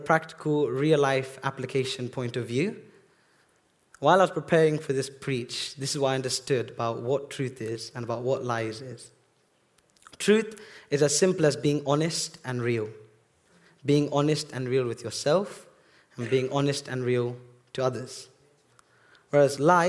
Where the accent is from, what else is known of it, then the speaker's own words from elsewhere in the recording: Bedford, East of England, United Kingdom; I was actually born here in Bedford Hospital